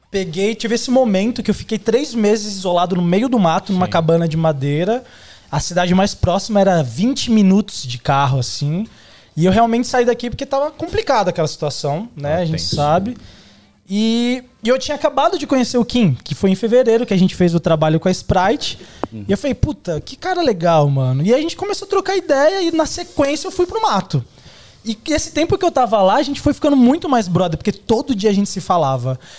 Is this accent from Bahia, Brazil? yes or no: yes; Caetité, Bahia, Brazil; now in São Paulo, Brazil; eu sou da Bahia, você perguntou de onde eu sou, eu sou do interior da Bahia, de uma, chamada, uma cidade chamada Caetité. É minúscula